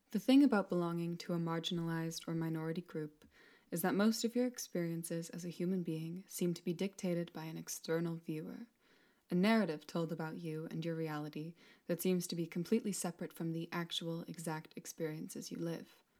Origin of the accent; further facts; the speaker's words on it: Mexico; now in Scotland, United Kingdom; As a Mexican woman, part of a larger diaspora of people who have left my home country